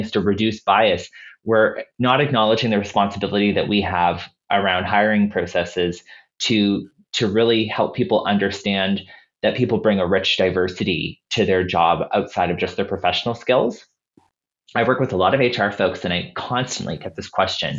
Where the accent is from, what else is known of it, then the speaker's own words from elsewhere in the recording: Halifax, Nova Scotia, Canada; Halifax, my hometown